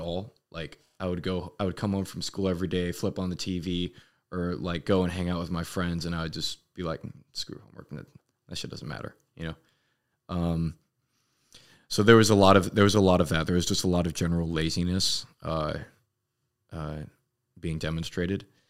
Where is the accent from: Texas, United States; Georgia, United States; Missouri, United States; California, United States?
California, United States; Los Angeles; moved away as an adult; I was born in Los Angeles, uh, California, and I lived there all eighteen years of my, of my young, young child life